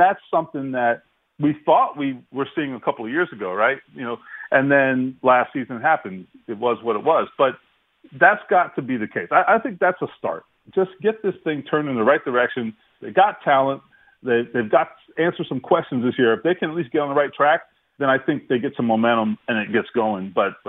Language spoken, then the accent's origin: English; Florida, United States; Listen, I grew up a Dolphins fan growing up in South Florida.